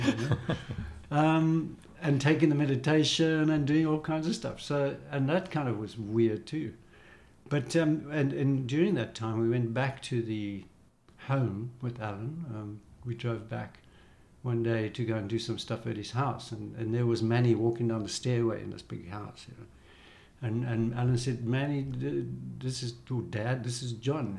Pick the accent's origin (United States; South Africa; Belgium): South Africa; as a South African, we weren't allowed to go to India at that time.